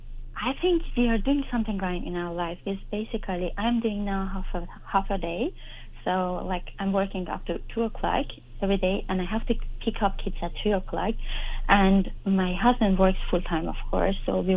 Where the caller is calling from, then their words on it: Germany; I'm calling you from Germany.